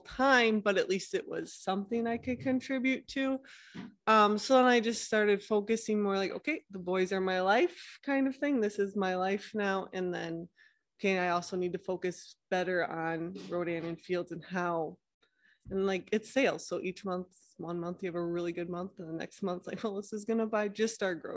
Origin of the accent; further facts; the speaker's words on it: small town just north of Green Bay, Wisconsin, United States; from Wisconsin, small town, just north of Green Bay